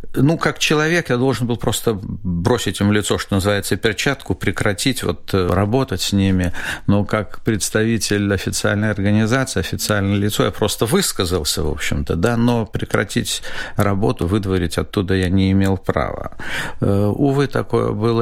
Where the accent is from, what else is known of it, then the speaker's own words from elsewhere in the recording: Latvia; moved away as an adult; now in Israel; я вот из Латвии